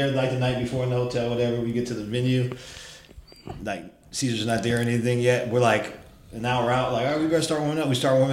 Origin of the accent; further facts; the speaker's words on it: Diamond Bar, California, United States; also born or lived in Berkeley; I grew up around here. So I went to high school in Diamond Bar